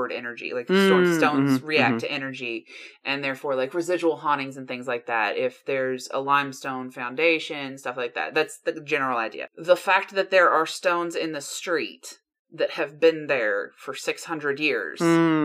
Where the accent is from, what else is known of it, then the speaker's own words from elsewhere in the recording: United States; being American